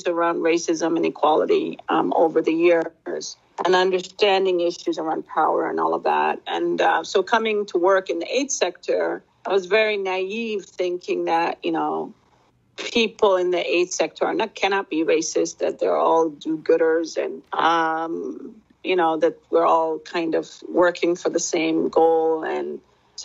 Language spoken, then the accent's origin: English; Somalia; moved away; also born or lived in United States; being a Somali citizen, being a Somali national, being Somali ethnic group